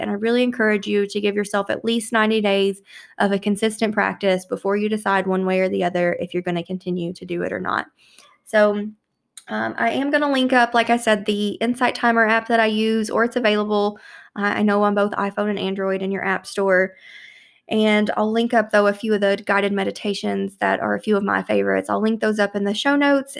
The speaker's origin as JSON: {"language": "English", "town": "Louisville", "region": "Kentucky", "country": "United States", "tie": "born or raised there", "said": "here in, in my hometown of Louisville"}